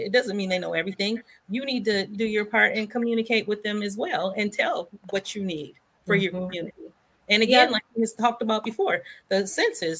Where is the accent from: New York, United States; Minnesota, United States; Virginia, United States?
Minnesota, United States; Minneapolis; now in Platte County, Missouri, United States; I grew up from in Minneapolis, Minnesota